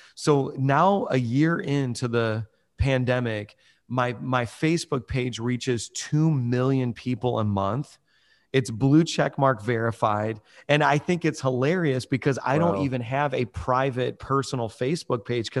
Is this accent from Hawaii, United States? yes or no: no; Indiana, United States; I'm originally from Chicago area, Northwest Indiana. And when I moved to New York City, all the pastors called New York City the graveyard of churches.